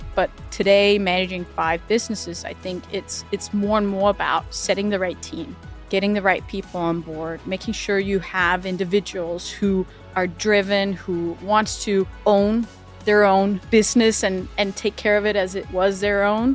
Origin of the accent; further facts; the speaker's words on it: Denmark; moved away as an adult; also born or lived in Europe / United States / Middle East; growing up in Denmark is very free